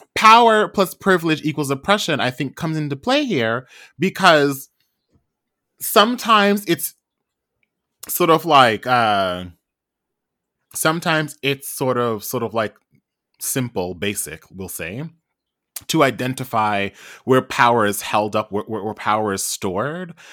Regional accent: Trinidad & Tobago; I am also Trinidadian

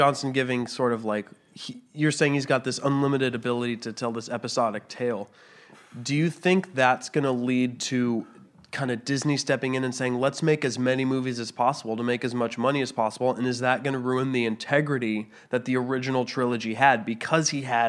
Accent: Canada; I'm Canadian.

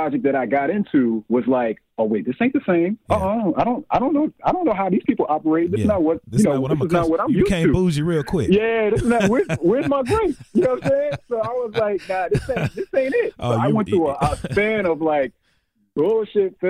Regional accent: New York City, New York, United States; I grew up in Bed-Stuy, Brooklyn. I actually still live in Bed-Stuy, Brooklyn, and I'm from old Brooklyn

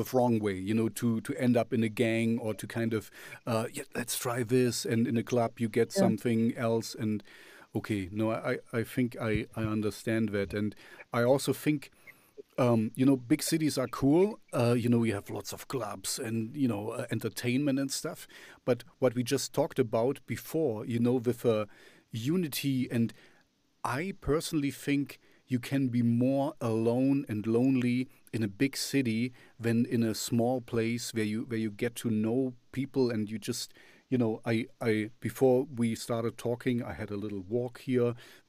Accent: Moscow, Russia; English is a second language; where I'm coming from Moscow and Russia, it's so easy to use your looks to kind of clickbait and to kind of get things done

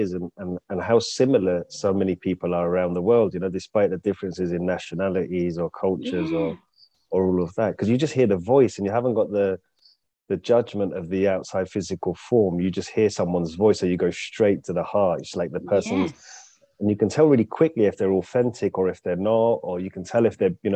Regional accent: London, United Kingdom; moved away as an adult; also born or lived in Coventry / Derby / Leicester / Milton Keynes; now in Barcelona, Spain; I was born in London. I grew up in London to like 11 or 12. Then I moved to Coventry.

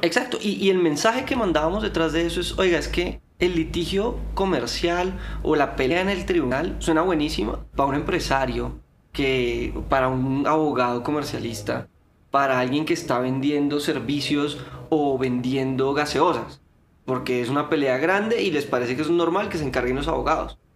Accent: Colombia; somos abogados colombianos

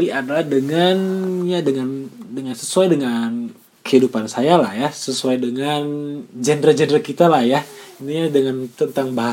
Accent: Majalengka, West Java, Indonesia; moved away as an adult; also born or lived in Bandung; saya lahir di sana di Majalengka dan besar di sana sampai SMA. Setelah SMA baru saya pergi ke Bandung untuk melanjutkan kuliah ya

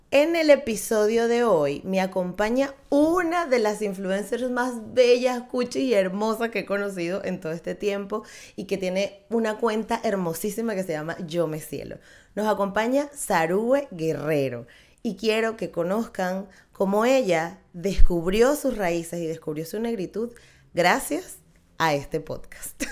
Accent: Caracas, Capital District, Venezuela; las dos somos caraqueñas

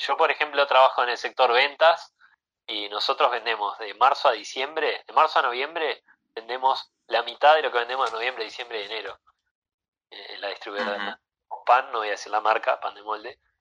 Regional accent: Maldonado, Uruguay; nací y crecí acá en Maldonado toda mi vida fui a la playa

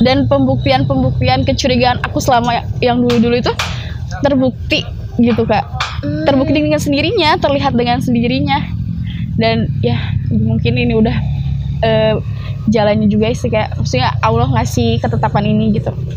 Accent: Subang, West Java, Indonesia; aku asli Subang

